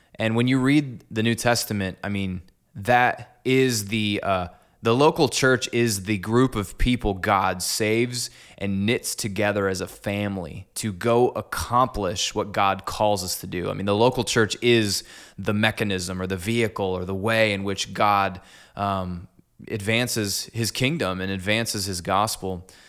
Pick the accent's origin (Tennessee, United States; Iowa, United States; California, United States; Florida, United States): Iowa, United States; Clinton; moved away as an adult; also born or lived in Des Moines, Iowa / Cedar Falls, Iowa; I'm actually from Clinton. So, I went to Clinton High and grew up in this town